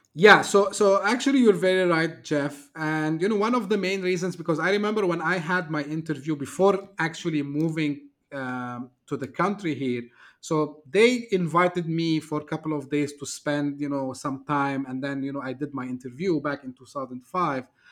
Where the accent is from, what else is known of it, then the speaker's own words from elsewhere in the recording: Turkey; moved away as an adult; now in Dubai, United Arab Emirates; I'm originally from Turkey, uh, shifted here back in two thousand five